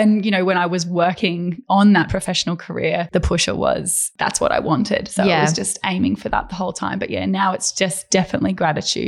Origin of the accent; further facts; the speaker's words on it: Brisbane, Queensland, Australia; also born or lived in Paris; I grew up in Brisbane. I was raised in Brisbane and I attended school there